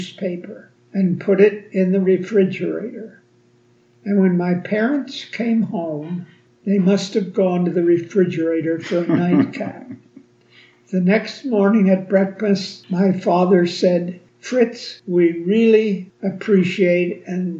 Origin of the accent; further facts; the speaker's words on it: Harrisburg, Pennsylvania, United States; I was born and raised in Harrisburg, Pennsylvania.